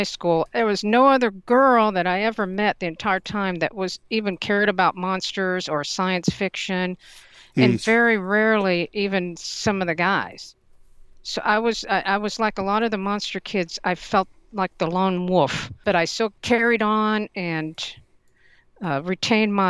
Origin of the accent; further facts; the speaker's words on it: East Tennessee, United States; I'm from East Tennessee.